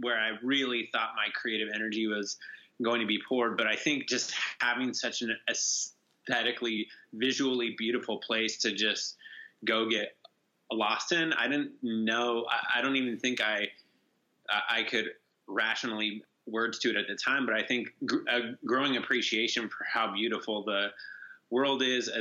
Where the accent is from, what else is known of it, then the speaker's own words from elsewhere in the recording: Bishop, California, United States; I grew up in Bishop, California